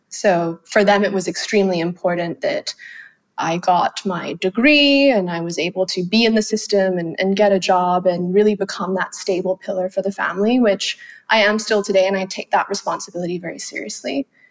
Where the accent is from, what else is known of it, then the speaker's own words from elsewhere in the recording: Phuket, Thailand; first language Thai; English is a second language; moved away as an adult; also born or lived in London; now in Singapore; I grew up in Phuket, so I grew up in an island off an island, and I'm still living on an island now in Singapore.